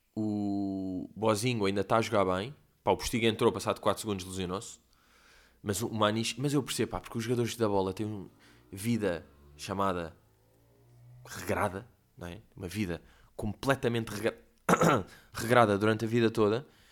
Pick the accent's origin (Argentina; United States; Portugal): Portugal; eu sou português